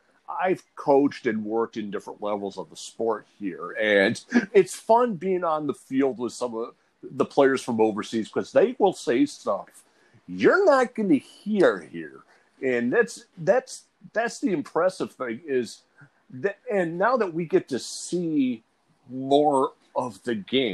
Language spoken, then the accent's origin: English; United States; being an American, I mean, I have never really gone to a big college atmosphere